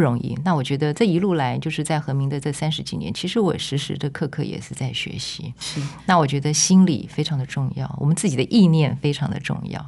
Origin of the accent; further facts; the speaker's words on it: Taipei, Taiwan; moved away; also born or lived in Tainan; 因为我是台北人